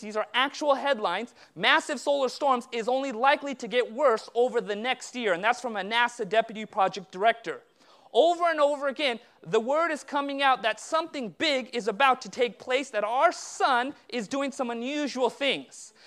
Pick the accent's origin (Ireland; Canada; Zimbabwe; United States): United States; Southern California; I was born and raised in Southern California, but my parents immigrated from India a year before I was born.